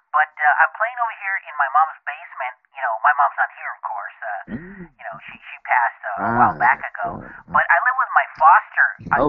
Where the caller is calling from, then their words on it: Fontana, California, United States; I'm calling from Fontana.